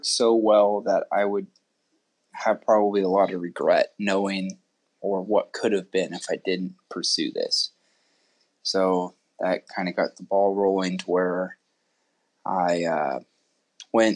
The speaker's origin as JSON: {"language": "English", "town": "Sun Valley", "region": "Idaho", "country": "United States", "also_born_or_lived": "Texas", "said": "I'm originally from Sun Valley, Idaho. Been skier all my life."}